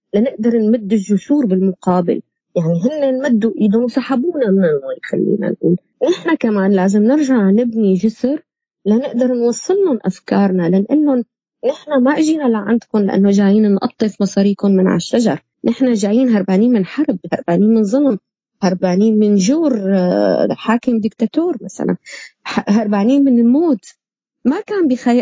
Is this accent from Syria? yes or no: yes; Syria; moved away; نحن كسوريين